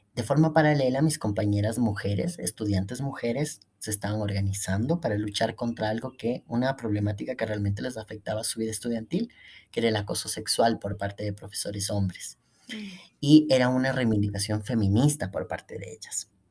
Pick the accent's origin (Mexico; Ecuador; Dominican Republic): Ecuador; La Universidad Central, donde yo estudié, em, acoge a más de 50.000 estudiantes en el periodo en el que yo estaba. Y lo que vendría a ser en mi país